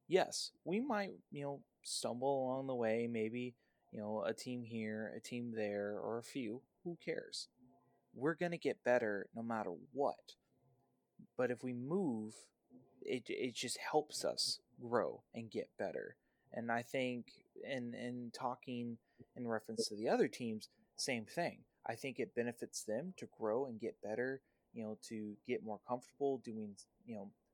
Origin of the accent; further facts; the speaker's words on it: the South, United States; I've enjoyed watching JSU in my time being a Southerner win against the OVC.